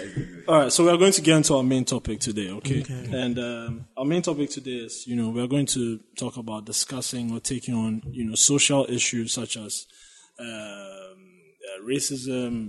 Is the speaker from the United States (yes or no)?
no; Ghana; As a Ghanaian, it felt like I could relate to a lot of things in that sense